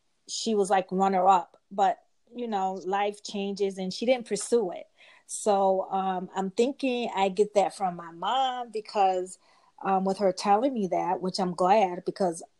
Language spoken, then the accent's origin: English; Rochester, New York, United States; I'm from Rochester, New York. That's upstate New York, like 6 hours away from New York City.